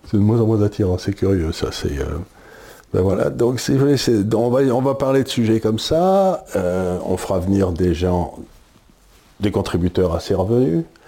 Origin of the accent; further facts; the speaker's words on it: France; en tant que Français